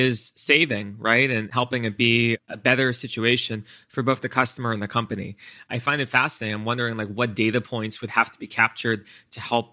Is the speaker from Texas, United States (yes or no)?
no; Florida, United States; I remember growing up in Florida